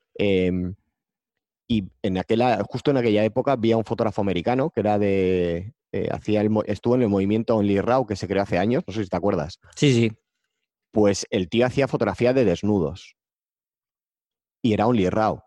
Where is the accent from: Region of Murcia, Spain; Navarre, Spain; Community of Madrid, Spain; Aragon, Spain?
Navarre, Spain; Pamplona; yo soy de Pamplona